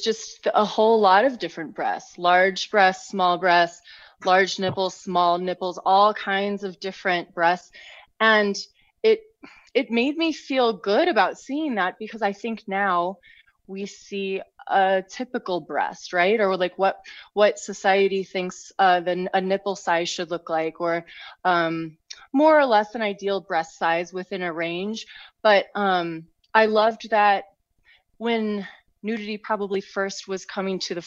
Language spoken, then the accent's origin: English; St. Louis, Missouri, United States; I grew up in St. Louis, so not far from Chicago, and we in a Catholic family.